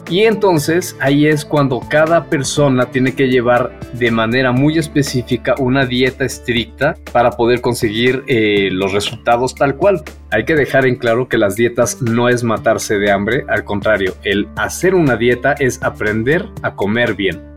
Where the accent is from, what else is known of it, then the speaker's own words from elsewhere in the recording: Mexico; yo seguía comiendo como el mexicano promedio